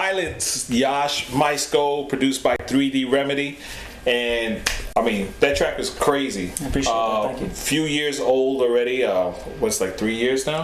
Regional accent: New York City, New York, United States; born and raised in the Bronx, in the South Bronx

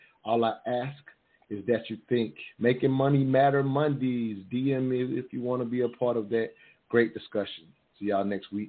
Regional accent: the South, United States; growing up in the South, from a perspective where women were quite often told not to tell their husband no.

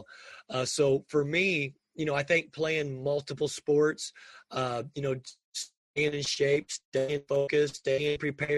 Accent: Indiana, United States; I was born and raised in the state of Indiana

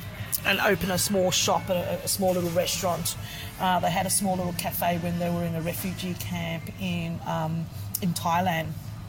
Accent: Queensland, Australia; So for me, and especially being growing up in Queensland, we had a lot of barbecues and things like that.

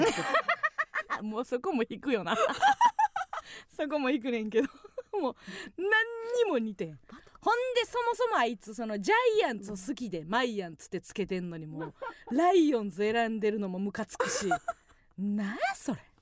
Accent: Kansai, Osaka, Japan; 地元大阪関西での知名度を上げるべく

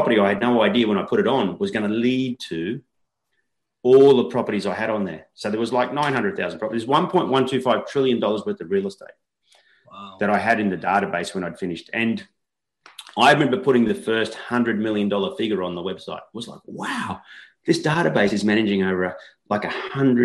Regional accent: Coffs Harbour, New South Wales, Australia; also born or lived in Newcastle, Australia; I came home, I moved from Newcastle back to Coffs, and I started doing like these local portals. I started at one called Go Coffs, which is Coffs Harbour's our local regional city

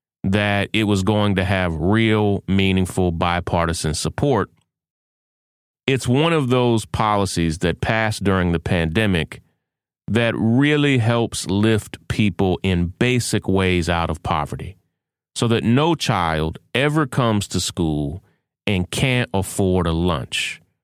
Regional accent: Kentucky, United States; Mitch McConnell, lifelong Republican from my home state of Kentucky

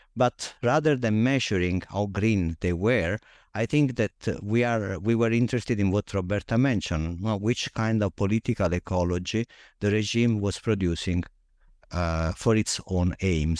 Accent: Naples, Campania, Italy; moved away; I grew up in Naples, Italy

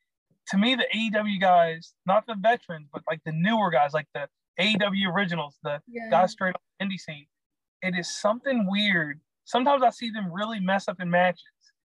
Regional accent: Virginia, United States; also born or lived in North Carolina; I'm from Virginia and in North Carolina

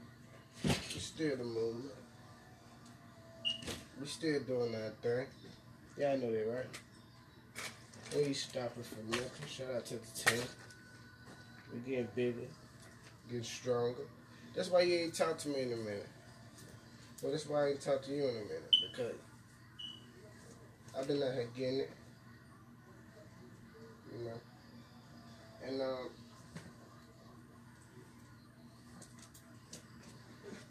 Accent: Memphis, Tennessee, United States; I'm from North Memphis

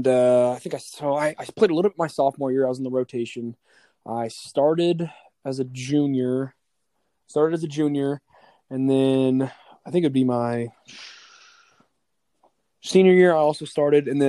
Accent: Kansas City, Kansas, United States; also born or lived in Manhattan, Kansas; I lived the first 3 years of my life in Manhattan. And then I moved up to KC here. And I went to Piper School District

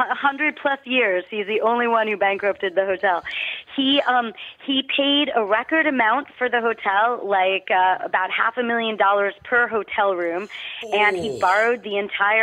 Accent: New York City, New York, United States; I grew up in New York City.

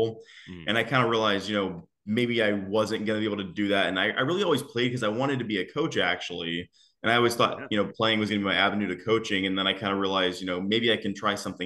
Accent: Houston, Texas, United States; also born or lived in Tomball, Texas / The Woodlands, Texas; I really do claim Atascocita as my hometown. I lived there from fifth grade all the way up until I was probably 19 or 20

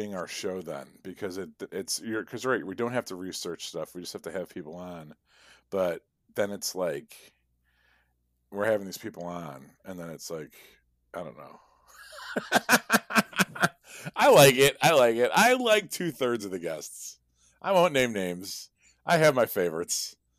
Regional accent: Midwest, United States; I'm a Midwesterner. Now I can just deal with like not dying in January, you know?

